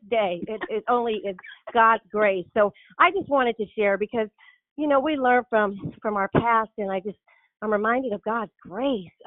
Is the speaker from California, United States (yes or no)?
yes; Richmond, California, United States; also born or lived in San Jose; I grew up in Richmond, the Richmond Unified School District area